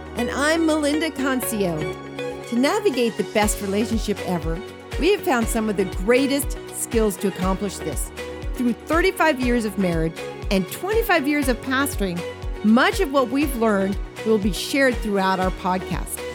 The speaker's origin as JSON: {"language": "English", "region": "Wisconsin", "country": "United States", "tie": "born or raised there", "moved": "yes", "said": "I grew up in Wisconsin as a young"}